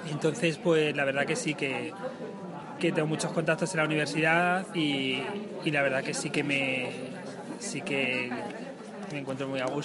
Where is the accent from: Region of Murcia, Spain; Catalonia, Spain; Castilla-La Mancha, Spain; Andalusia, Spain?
Castilla-La Mancha, Spain; Talavera de la Reina; yo nací en Talavera de la Reina, siempre he ido al colegio en Talavera de la Reina, pero es verdad que yo soy, mis raíces están en Castillo de Bayuela